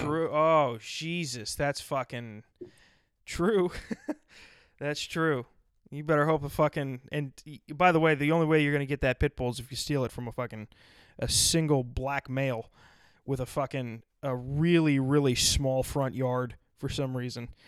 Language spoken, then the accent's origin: English; South Dakota, United States; moved away; I was from South Dakota